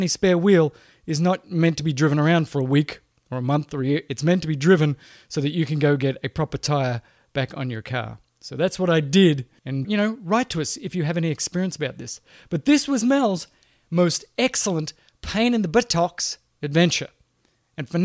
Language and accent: English; Australia; now in United States; I grew up in Australia in the outback